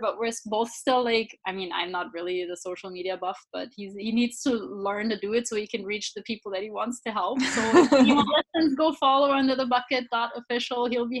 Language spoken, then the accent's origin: English; Southern Germany, Germany; I grew up in Germany, southern Germany.